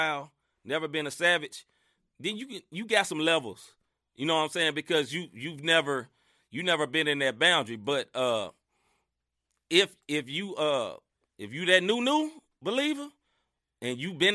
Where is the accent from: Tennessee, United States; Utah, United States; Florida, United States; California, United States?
Tennessee, United States; Memphis; moved away as an adult; now in St. Louis, United States; I am born and raised Memphis, Tennessee